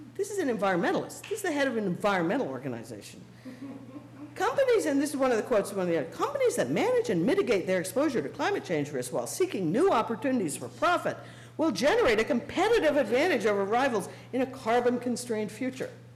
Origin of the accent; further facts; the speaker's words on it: Canada; as a Canadian